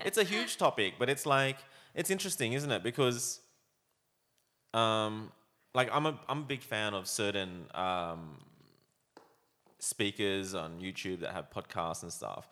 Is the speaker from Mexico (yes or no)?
no; Australia; growing up in Australia, I was embarrassed to be Chinese